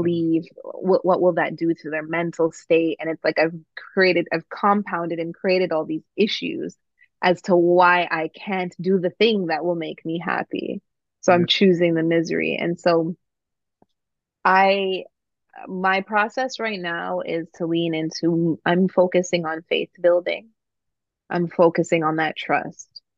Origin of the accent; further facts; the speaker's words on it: Toronto, Ontario, Canada; my experience growing up in Toronto